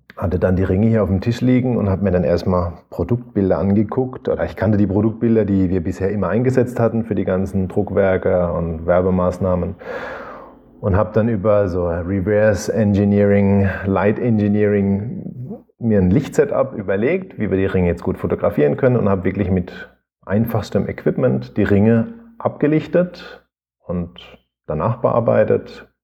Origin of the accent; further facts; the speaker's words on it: Rhineland-Palatinate, Germany; Ich komme aus der Südpfalz